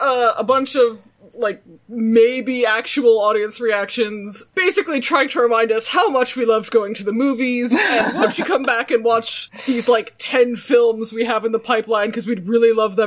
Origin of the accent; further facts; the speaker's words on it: Toronto, Ontario, Canada; this is what it was like growing up in Toronto with my Korean parents.